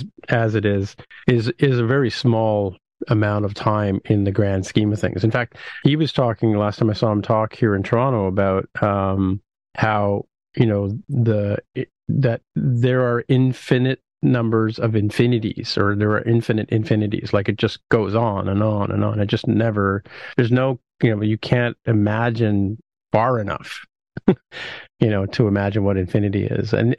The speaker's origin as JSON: {"language": "English", "country": "United Kingdom", "tie": "born or raised there", "also_born_or_lived": "Vancouver", "moved": "yes", "said": "I was born in Britain, so I have a sort of affinity for it"}